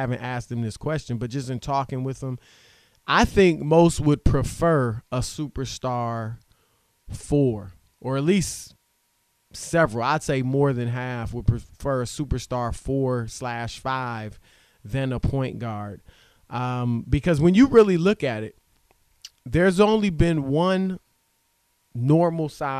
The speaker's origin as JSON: {"language": "English", "town": "Baton Rouge", "region": "Louisiana", "country": "United States", "tie": "born or raised there", "moved": "yes", "said": "I was born in Baton Rouge"}